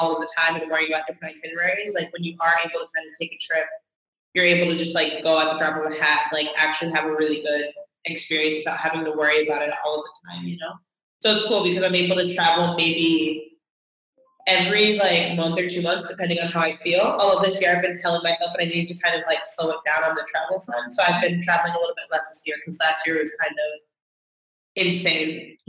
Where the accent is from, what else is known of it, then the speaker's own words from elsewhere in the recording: New York City, New York, United States; moved away as an adult; now in Javea, Spain; So I'm originally from Brooklyn. So it's interesting because like I'm from Brooklyn and that's where I live and that's where the majority of my family is.